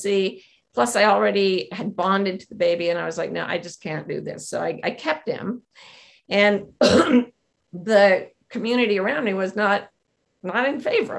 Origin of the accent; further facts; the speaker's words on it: Utah, United States; moved away; I grew up in Utah in an ultra-Mormon family.